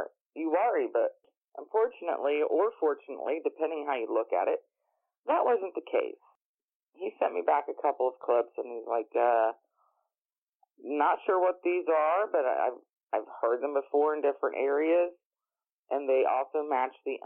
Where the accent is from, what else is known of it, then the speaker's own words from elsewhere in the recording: south of the Uwharrie National Forest, North Carolina, United States; moved away; also born or lived in Ohio; I was actually born about 20 minutes south of the Uwari National Forest, lived in Ohio for many, many years, and Jeff and I had always said that when we have the opportunity, we're moving back to my home state